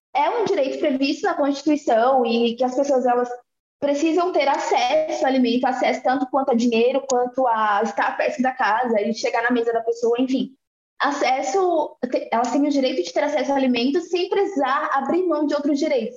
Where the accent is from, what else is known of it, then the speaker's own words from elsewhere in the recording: Salvador, Bahia, Brazil; now in Carapicuíba, Brazil; sou de Salvador, Bahia, mas moro em Carapuíba, moro em São Paulo há muitos anos